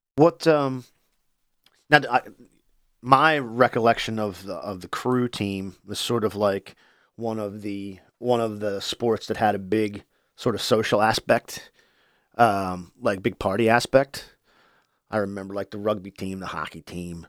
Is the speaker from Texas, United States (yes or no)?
no; Wilmington, Delaware, United States; I grew up in Wilmington.